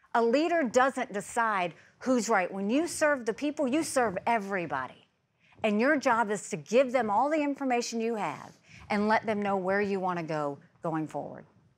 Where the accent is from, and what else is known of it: South Carolina, United States; born or raised there